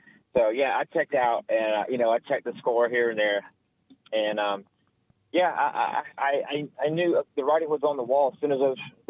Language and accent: English; Auburn, Alabama, United States; so I grew up in Auburn